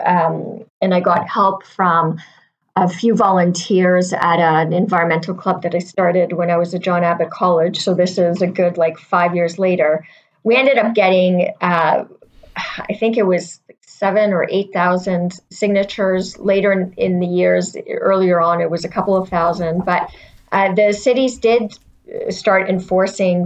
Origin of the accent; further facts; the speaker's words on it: Pointe-Claire, Quebec, Canada; And I grew up in Montreal. And we lived in the suburb of Pointe Claire, which borders Lac Saint Louis